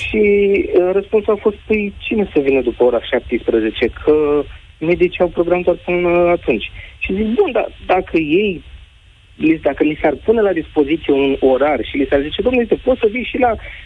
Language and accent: Romanian; Romania; sunt din România